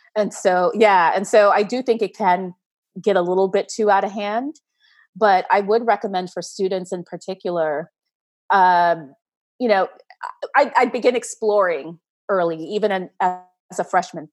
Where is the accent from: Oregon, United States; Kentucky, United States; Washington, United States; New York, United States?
New York, United States; New York City; I'm a, a Brooklyn girl. I've lived here most of my life.